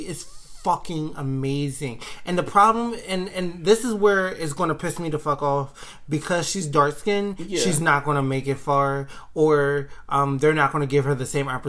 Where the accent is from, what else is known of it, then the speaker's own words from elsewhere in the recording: United States; being an American